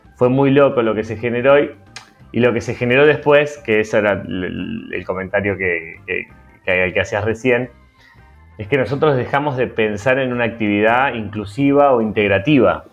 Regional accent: Argentina; also born or lived in Partido de la Costa, Buenos Aires Province; estamos, como argentinos

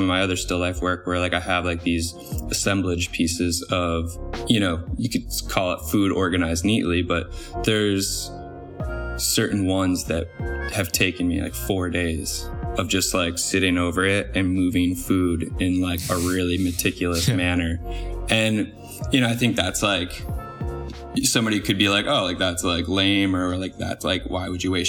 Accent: East Coast, United States; growing up on the East Coast

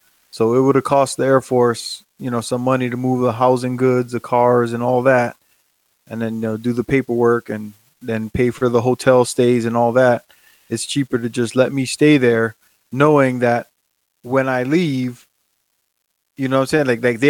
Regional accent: Hawaii, United States; moved away as an adult; also born or lived in Japan; I'm from Hawaii. Mm-hmm. So I was going to stay in Japan until a spot in Hawaii opened up.

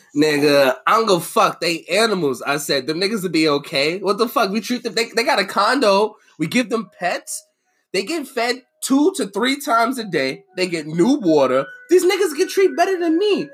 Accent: Boston, Massachusetts, United States; accent: Boston; my shitty Boston accent.

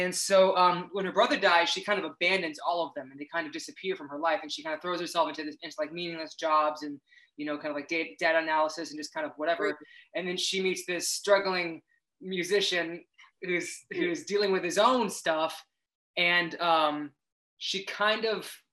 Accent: Tampa, Florida, United States; I grew up in Florida. I grew up in Tampa Bay area in Florida

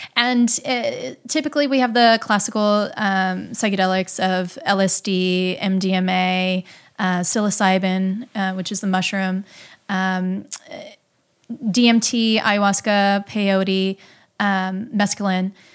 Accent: Midwest, United States; I grew up in the Midwest

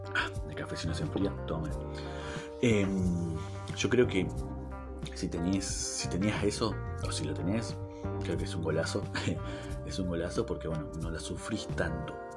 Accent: Argentina; me vengo para Argentina, así que es mi país, de donde soy.

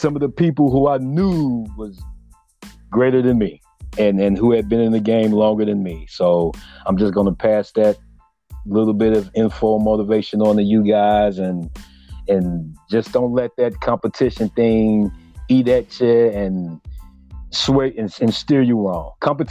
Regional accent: Rosenberg, Texas, United States; I'm from Rosenberg, from a local.

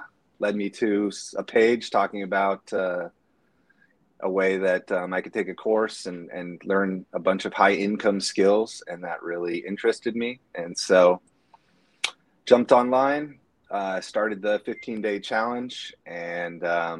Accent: Bay Area, north of San Francisco, California, United States; I am from the Bay Area, San Francisco, just north of San Francisco, across the Golden Gate. And I've lived here my whole life, except for when I went away for college

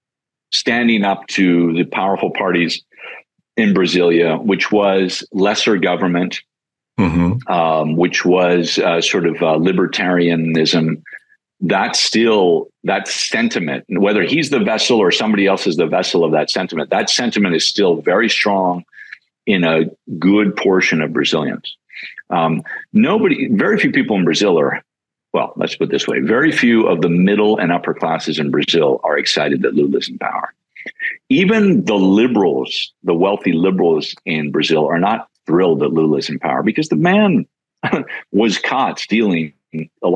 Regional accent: Canada; moved away; as a Canadian, and people in the States don't always know this, but when I grew up in Canada

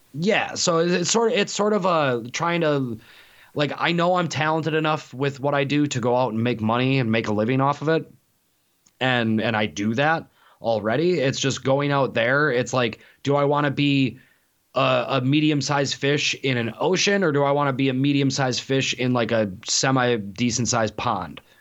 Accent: Milwaukee, Wisconsin, United States; moved away; growing up in Milwaukee

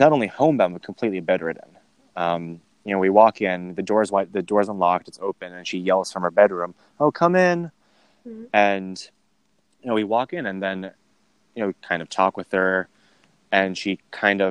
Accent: Burke, Virginia, United States; I grew up in Northern Virginia, in Burke in Fairfax County.

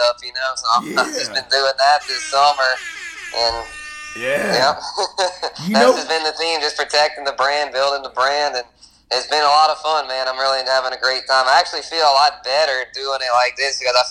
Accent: Lafayette, Louisiana, United States; born and raised in Lafayette

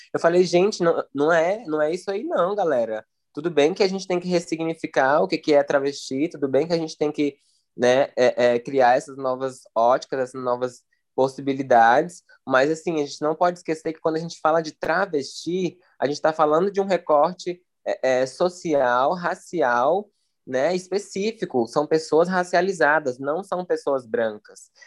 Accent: Brasília, Federal District, Brazil; now in São Paulo, Brazil; sou de Brasília e morando em São Paulo

